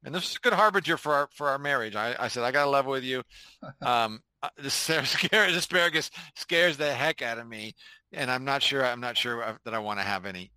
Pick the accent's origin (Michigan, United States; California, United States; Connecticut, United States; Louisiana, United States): California, United States; Bay Area; I grew up in the Bay Area